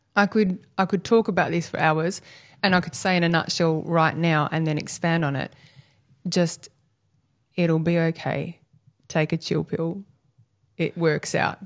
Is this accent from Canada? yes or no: no; Busselton, Western Australia, Australia; now in Albany, Australia; I grew up in Bustleton in West Australia, and back in the eighties, it was really a lovely little country beachside town